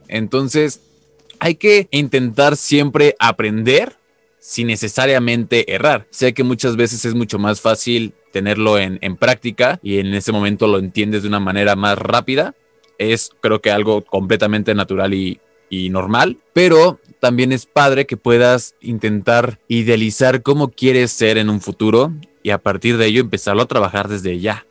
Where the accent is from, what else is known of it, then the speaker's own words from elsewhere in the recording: Mexico; soy mexicano